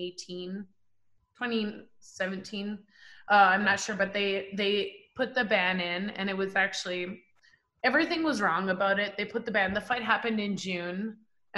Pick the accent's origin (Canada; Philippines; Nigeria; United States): Canada; I'm a Canadian